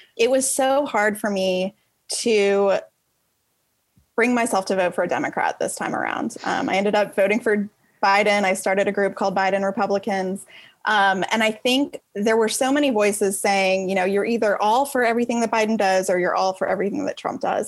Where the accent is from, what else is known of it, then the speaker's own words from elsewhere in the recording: Atlanta, Georgia, United States; also born or lived in Washington, D.C. area; I'm from Atlanta, uh, originally actually from the DC area, but we moved down here when I was a kid. So I definitely consider this home.